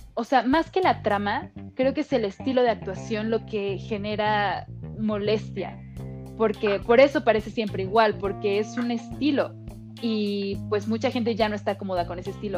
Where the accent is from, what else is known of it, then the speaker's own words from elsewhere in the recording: Mexico; como actriz mexicana